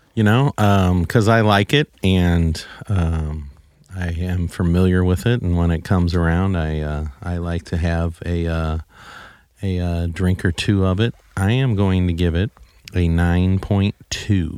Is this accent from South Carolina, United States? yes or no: no; Saint Charles, Missouri, United States; I grew up in Saint Charles, so I know all about Saint Charles